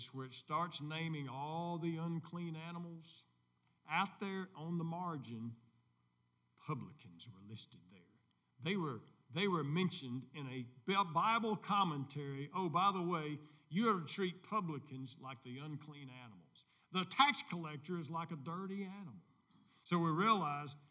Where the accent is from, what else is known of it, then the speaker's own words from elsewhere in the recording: United States; as American people